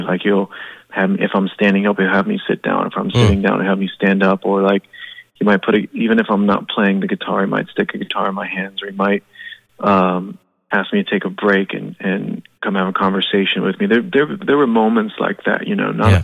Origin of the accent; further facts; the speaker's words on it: Florida, United States; we're from Florida